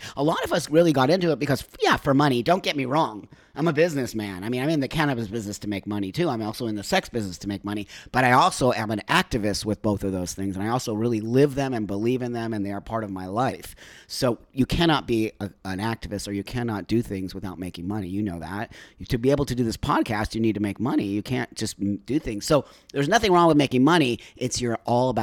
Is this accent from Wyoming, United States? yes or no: no; Los Angeles, California, United States; I was raised in the San Fernando Valley here.